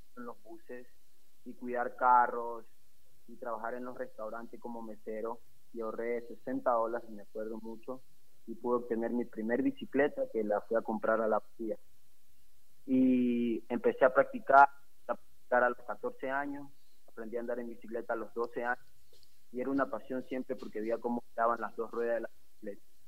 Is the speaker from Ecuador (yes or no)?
yes; Ecuador; yo me siento muy ecuatoriano y por eso sigo luchando para poder seguir representando a mi país